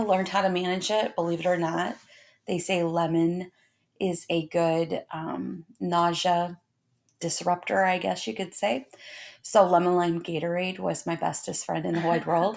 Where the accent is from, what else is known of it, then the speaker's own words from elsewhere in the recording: Indiana, United States; I was born and raised in Indiana